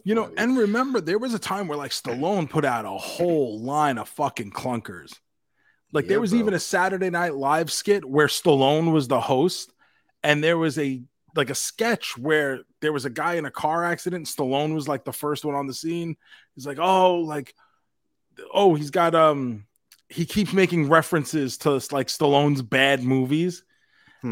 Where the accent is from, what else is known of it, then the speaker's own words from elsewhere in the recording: New York, United States; growing up in New York, growing up in the city